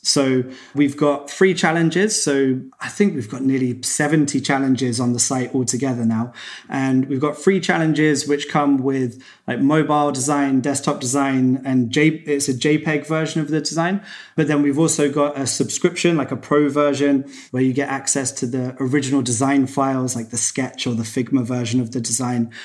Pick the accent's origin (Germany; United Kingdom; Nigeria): United Kingdom; Cambridge, East of England; I was back in my hometown, Cambridge in England.